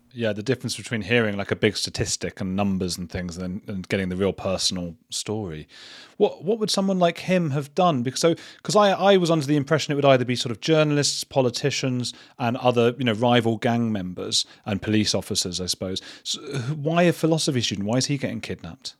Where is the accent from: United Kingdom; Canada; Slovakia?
United Kingdom; England; being English